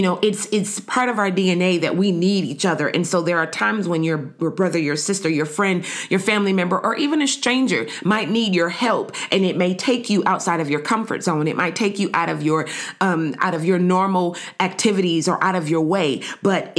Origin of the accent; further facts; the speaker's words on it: United States; now in Canada; Me being an American living in Canada